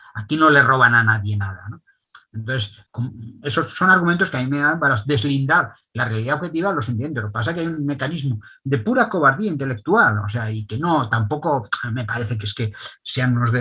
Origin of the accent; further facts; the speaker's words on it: Catalonia, Spain; somos los catalanes